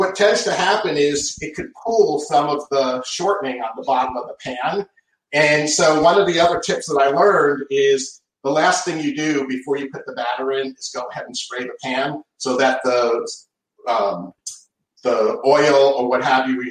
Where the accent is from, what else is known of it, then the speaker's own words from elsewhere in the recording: New England, United States; moved away; Growing up in the Northeast